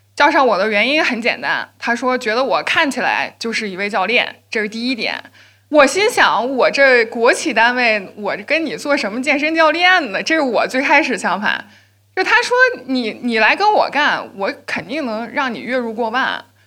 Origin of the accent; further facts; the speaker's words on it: Shenyang, Liaoning, China; 我来自辽宁沈阳